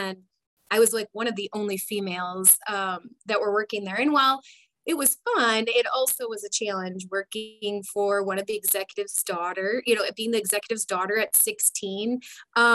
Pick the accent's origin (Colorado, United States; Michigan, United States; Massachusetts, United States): Michigan, United States; Detroit; I grew up in the Detroit area.